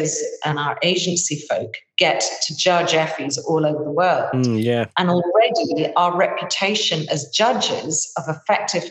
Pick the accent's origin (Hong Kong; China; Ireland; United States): Ireland; I'm Irish